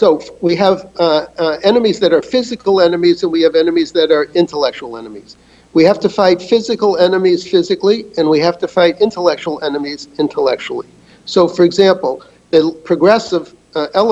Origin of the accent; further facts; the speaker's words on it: United States; I'm an American